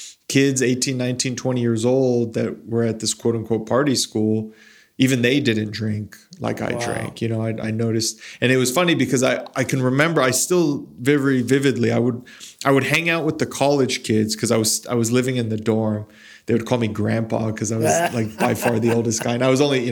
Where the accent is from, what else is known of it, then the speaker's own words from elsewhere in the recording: Las Cruces, New Mexico, United States; moved away as an adult; when I was growing up in Las Cruces